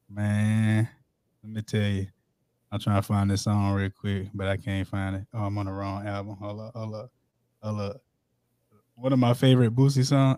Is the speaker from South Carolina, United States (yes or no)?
yes; South Carolina, United States; I'm from South Carolina